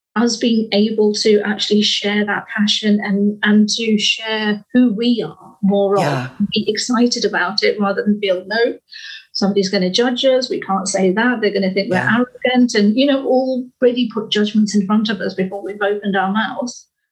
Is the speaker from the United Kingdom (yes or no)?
yes; United Kingdom; we are British